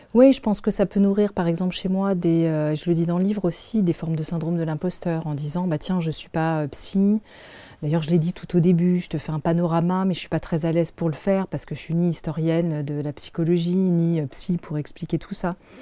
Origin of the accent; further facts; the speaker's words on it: Paris, Île-de-France, France; je suis née en France, je suis née à Paris